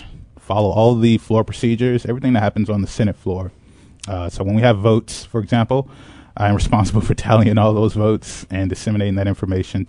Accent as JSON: {"language": "English", "town": "Chicago", "region": "Illinois", "country": "United States", "tie": "born or raised there", "said": "I grew up in Inglewood, which is on the south side of Chicago"}